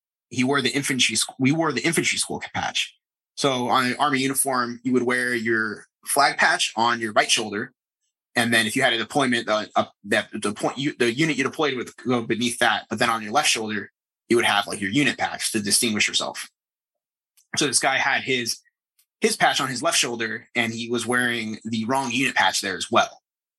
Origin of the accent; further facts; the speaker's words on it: Flagstaff, Arizona, United States; I grew up in Flagstaff, Arizona, in Skinwalker territory.